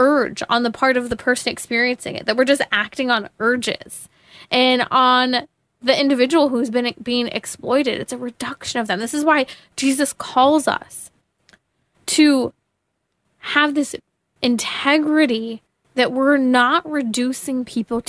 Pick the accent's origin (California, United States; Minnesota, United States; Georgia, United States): California, United States; my home state, California